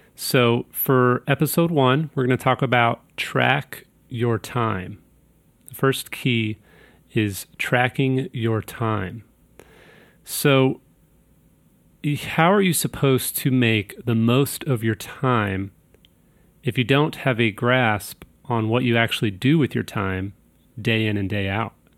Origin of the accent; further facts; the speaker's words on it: Kansas City, Missouri, United States; I'm from Kansas City, Missouri